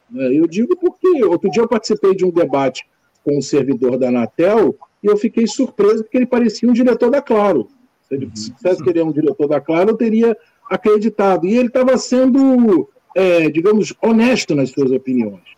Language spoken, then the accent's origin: Portuguese; Brazil; nós somos brasileiros